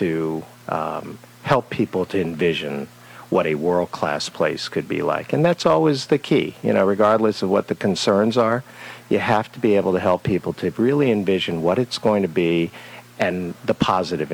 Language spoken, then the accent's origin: English; Washington, District of Columbia, United States; moved away as an adult; also born or lived in South Carolina / Richmond, Virginia; now in Middleburg, United States; I grew up in Washington, D.C. I grew up in downtown D.C.